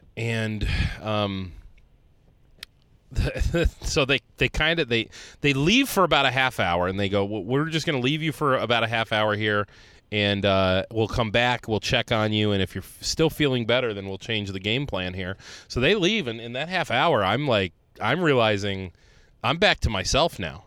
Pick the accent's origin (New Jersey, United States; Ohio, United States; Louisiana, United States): Ohio, United States; moved away; I grew up in Ohio